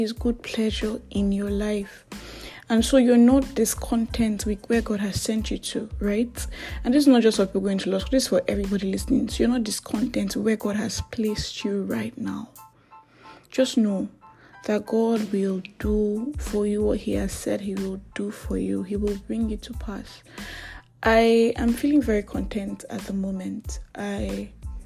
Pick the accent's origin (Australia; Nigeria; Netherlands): Nigeria; I am that Nigerian Christian talkaholic